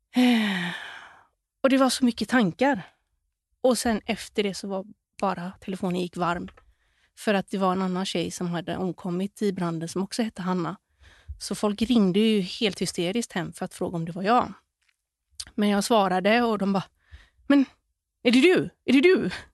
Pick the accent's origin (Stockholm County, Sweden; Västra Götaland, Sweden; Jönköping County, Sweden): Västra Götaland, Sweden; Gothenburg; moved away as an adult; also born or lived in Bali; i området där vi växte upp, i Kärra, Göteborg